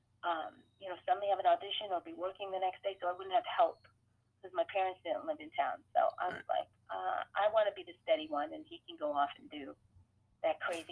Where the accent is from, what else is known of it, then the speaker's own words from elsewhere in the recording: Sacramento, California, United States; And then I'd be like, oh, I'm sorry, I'm from Sacramento. I don't know what you're saying, right?